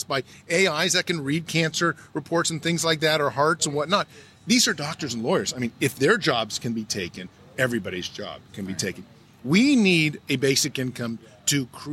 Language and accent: English; California, United States; I'm from California. In California, we have 19 million people